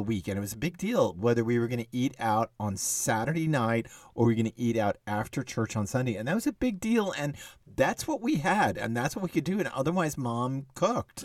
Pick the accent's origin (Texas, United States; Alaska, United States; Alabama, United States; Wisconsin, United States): Texas, United States; I was growing up in Texas